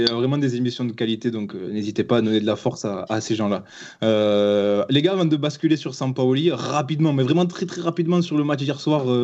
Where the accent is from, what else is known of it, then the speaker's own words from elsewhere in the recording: southern France, France; accent: southern French; Oui, tu nous as euh, complimenté sur notre accent, chose qui n'arrive jamais.